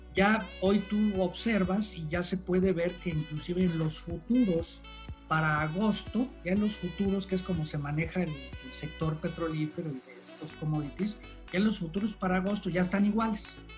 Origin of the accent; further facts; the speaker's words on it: Mexico; como mexicanos